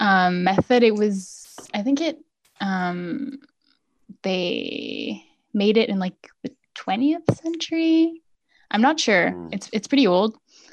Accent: British Columbia, Canada; also born or lived in Geneva, Switzerland / France / Germany / Italy; now in Quebec, Canada; I was born in Switzerland originally, in Geneva, but I've lived in several countries. Including several parts of Canada. I grew up in BC mostly. I lived in France, in Germany, in Italy.

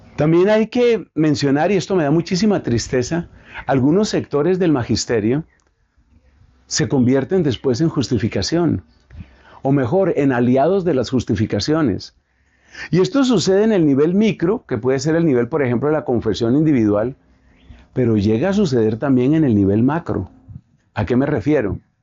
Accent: Colombia; aquí en mi país, en Colombia

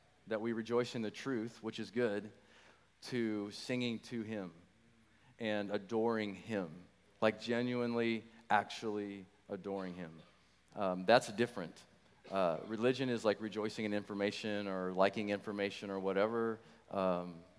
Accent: Nebraska, United States; also born or lived in St. Louis, Missouri; now in Wichita, United States; we moved here to Wichita about 20 years ago, and from St. Louis, Missouri. Born and raised in Nebraska.

